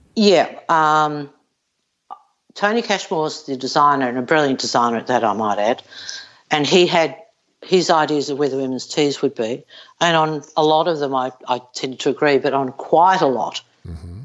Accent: Melbourne, Victoria, Australia; born or raised there

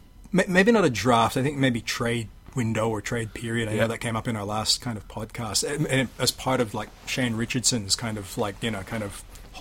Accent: Sydney, New South Wales, Australia; born there; I think I'm at a bit of a remove from it, because even though I was born in Sydney, I don't really consider myself, you know, kind of being from New South Wales. I didn't grow up in the rugby league culture.

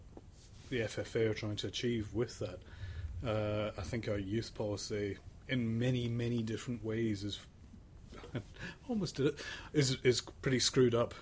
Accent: Sydney, New South Wales, Australia; I'm from Sydney

